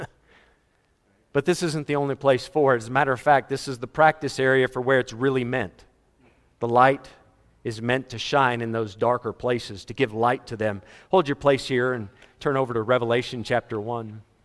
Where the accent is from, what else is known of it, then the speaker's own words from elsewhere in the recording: United States; moved away as an adult; also born or lived in Fort Worth, Texas / Florida / Malawi; growing up in America. I remember losing power twice. In the twenty-six years I was in America, I moved to Africa when I was twenty-six